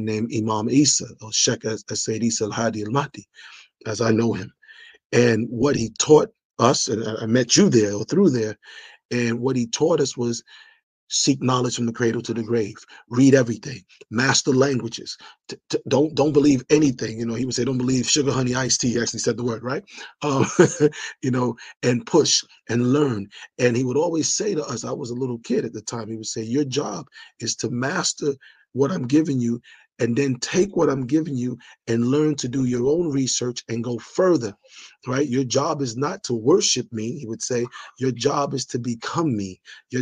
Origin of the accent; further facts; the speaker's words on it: New York City, New York, United States; accent: New York; also born or lived in Liberia; I sound New York, you know, I grew up there from 3 years old